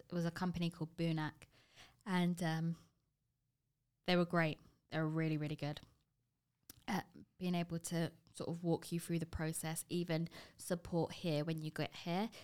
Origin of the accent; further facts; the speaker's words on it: London, United Kingdom; moved away as an adult; now in Toronto, Canada; before Toronto, I ha-, was born and bred in London